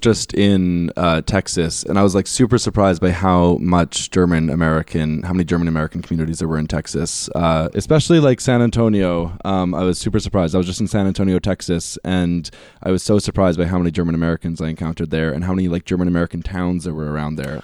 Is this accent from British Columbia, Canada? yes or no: no; Winnipeg, Manitoba, Canada; growing up in Winnipeg, like, in, in, in Manitoba